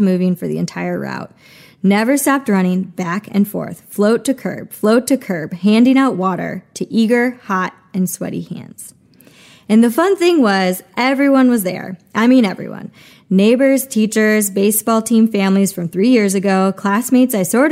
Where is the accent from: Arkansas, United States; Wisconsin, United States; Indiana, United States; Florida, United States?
Wisconsin, United States; Germantown; moved away; my hometown was big enough to get into trouble